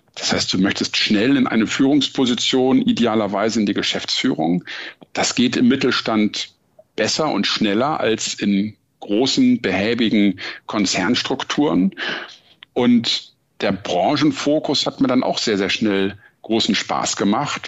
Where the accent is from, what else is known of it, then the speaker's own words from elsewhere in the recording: Hamburg, Germany; also born or lived in Frankfurt am Main; Hamburg ist auch meine Heimatstadt. Ich würde mich, obwohl ich in Frankfurt am Main das Licht der Welt erblickt habe, auch immer als Hamburger Jung bezeichnen